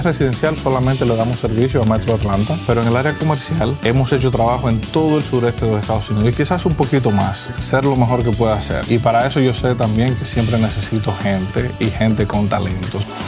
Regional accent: Dominican Republic; moved away as an adult; also born or lived in Michigan / Florida; now in United States; En la República Dominicana, que es de donde yo soy

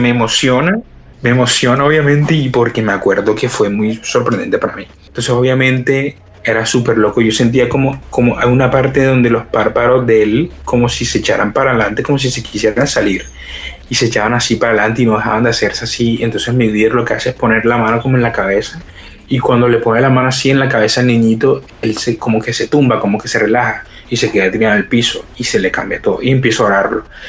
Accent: Colombia; somos unos misioneros de Colombia

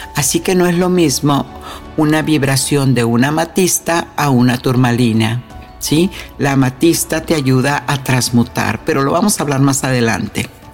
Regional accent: Mexico; moved away; en mi tierra natal, México

